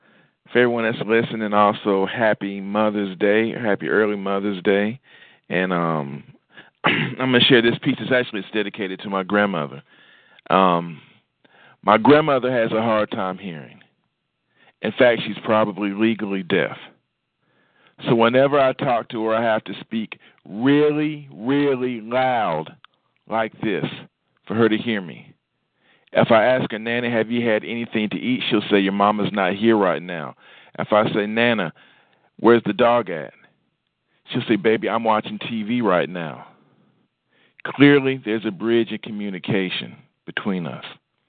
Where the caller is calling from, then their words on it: Huntsville, Alabama, United States; I'm actually calling from Huntsville, Alabama.